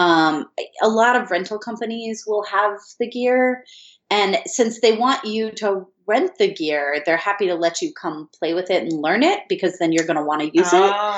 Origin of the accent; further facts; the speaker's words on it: Michigan, United States; moved away as an adult; also born or lived in Colorado; now in Los Angeles, United States; I grew up in Michigan.